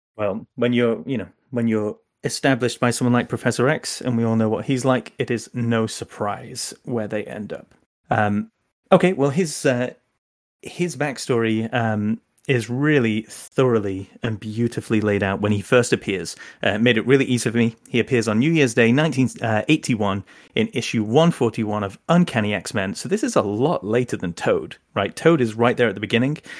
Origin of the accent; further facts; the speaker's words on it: England, United Kingdom; now in United States; I'm English originally